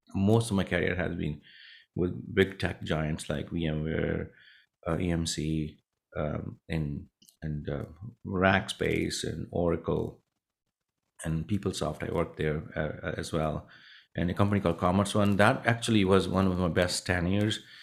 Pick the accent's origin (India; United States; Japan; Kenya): India; Punjab; moved away; I grew up in a small village in India, a northern, uh, state called Punjab